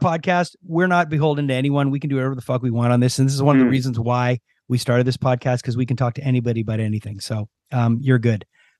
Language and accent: English; Montreal, Quebec, Canada; We're from Montreal.